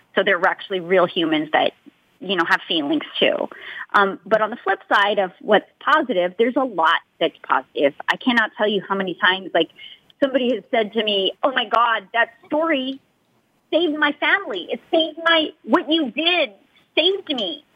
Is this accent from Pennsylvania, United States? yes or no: no; Los Angeles, California, United States; I'm from Los Angeles, so I'm home.